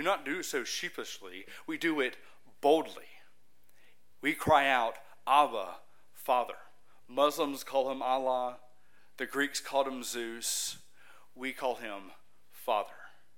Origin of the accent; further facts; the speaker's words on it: Huntsville, Alabama, United States; I'm from Huntsville, Alabama.